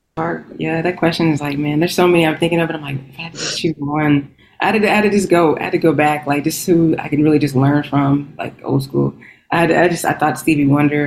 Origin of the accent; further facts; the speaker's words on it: Texas, United States; moved away as an adult; also born or lived in Washington, D.C.; now in Los Angeles, United States; I'm a Texan. I'm from Texas, but I've been living out in DC for like probably more than Texas